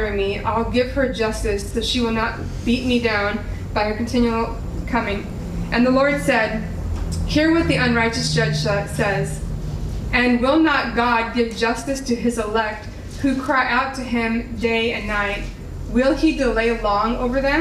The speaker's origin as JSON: {"language": "English", "town": "Laredo", "region": "Texas", "country": "United States", "tie": "born or raised there", "moved": "as an adult", "said": "my hometown, Laredo"}